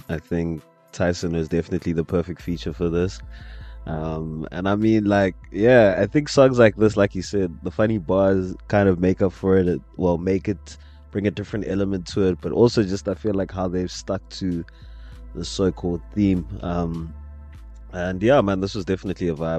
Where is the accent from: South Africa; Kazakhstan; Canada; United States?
South Africa; a South African